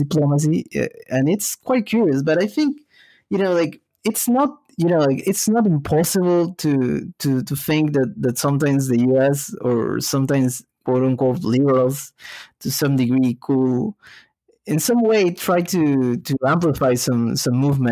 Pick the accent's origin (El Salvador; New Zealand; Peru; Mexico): Peru; moved away; growing up in Peru